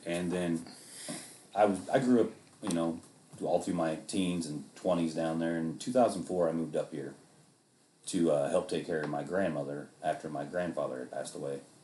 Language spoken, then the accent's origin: English; Arkansas, United States; growing up in Arkansas